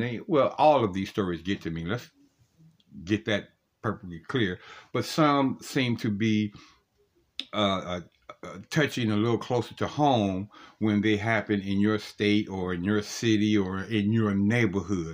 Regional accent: Cleveland, Ohio, United States; Columbus, Ohio is my home state because I'm from Cleveland, Ohio.

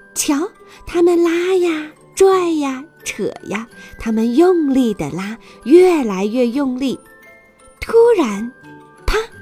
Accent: China; 西方的圣诞节其实和我们中国人的中元节一样

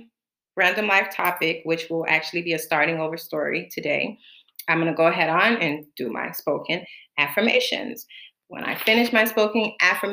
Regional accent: Florida, United States; moved away as an adult; now in Bahamas; I was born in the Bahamas, and so I grew up and was raised in Florida, and I have lived in the United States from the age of 4 up until November 13th of last year, 2019

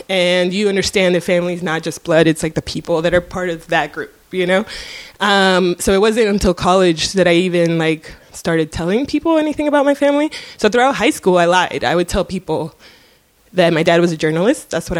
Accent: Coral Gables, Florida, United States; So growing up in Coral Gables, you know, we had this panther in the front yard

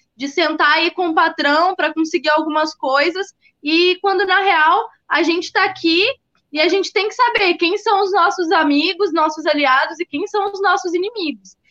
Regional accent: Porto Alegre, Rio Grande do Sul, Brazil; eu sou de Porto Alegre

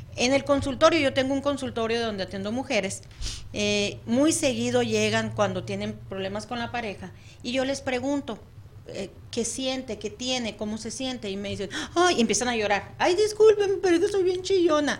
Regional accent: Mexico; now in United States; Yo vivo lejos de mi país de origen

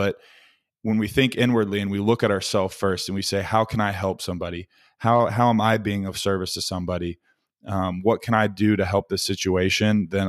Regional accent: Little Rock, Arkansas, United States; born there; ended up back where I was born in Little Rock, Arkansas, and am now working for a medical device sales company called Arthrex.

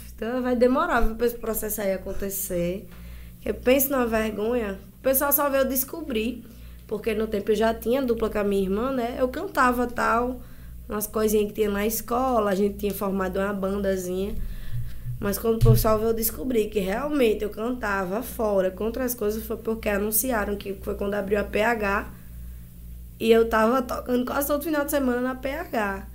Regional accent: Santa Rita, Brazil; na minha cidade, nascida e criada em Santa Rita

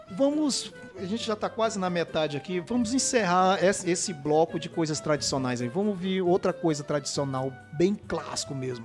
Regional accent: São Luís, Maranhão, Brazil; eu nasci na Alemanha

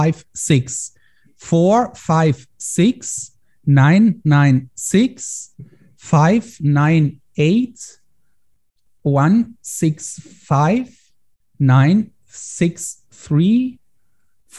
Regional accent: Germany; I try to get more into political stuff here in Germany

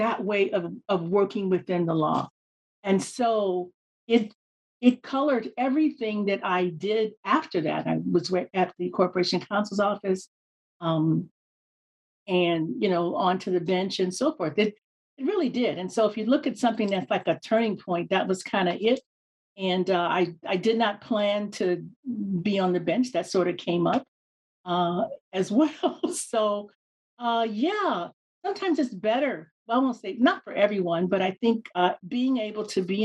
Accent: Chicago, Illinois, United States; moved away as an adult; now in Hawaii, United States; I grew up in Chicago

